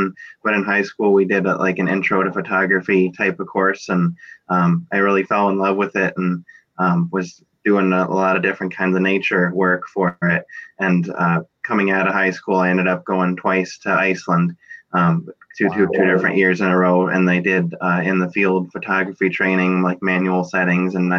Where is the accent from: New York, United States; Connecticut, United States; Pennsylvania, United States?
Connecticut, United States; northern; also born or lived in Vernon, Connecticut; I was born in Vernon, Connecticut, but I've lived most of my life here in up in northern Connecticut